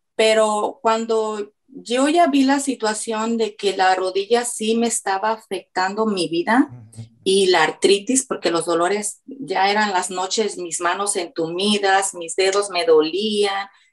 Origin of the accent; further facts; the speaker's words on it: Mexico; now in Florida, United States; Soy de México, pero radico en Florida